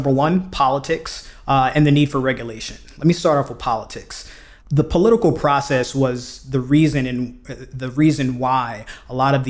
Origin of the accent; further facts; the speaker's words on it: Brooklyn, New York, United States; He's from Brooklyn. I'm from Brooklyn. We've got that, right?